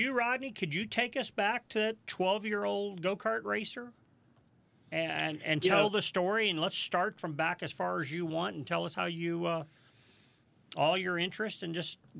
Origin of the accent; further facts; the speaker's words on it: St. Louis, Missouri, United States; My wife, we came from St. Louis, Missouri, and Margays are built in St. Louis.